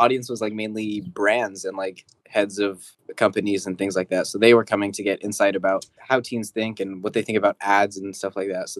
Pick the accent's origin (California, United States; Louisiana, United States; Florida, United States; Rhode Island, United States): California, United States; San Jose; I'm from San Jose, California.